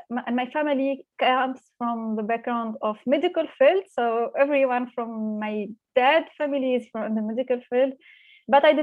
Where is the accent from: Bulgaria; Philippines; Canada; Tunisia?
Tunisia; moved away as an adult; now in Berlin, Germany; I grew up in Tunisia. I studied uh, uh, in Tunisia for my whole my educational uh, journey.